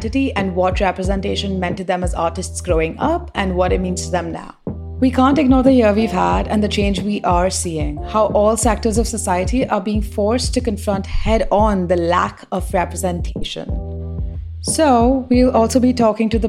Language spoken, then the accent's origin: English; Mumbai, Maharashtra, India; now in London, United Kingdom; I grew up in Mumbai and I live in London now.